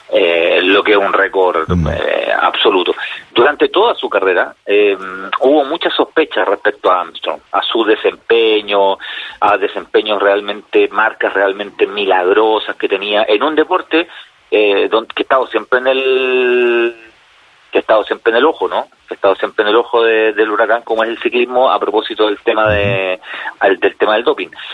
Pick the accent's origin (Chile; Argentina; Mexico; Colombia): Chile; como chilenos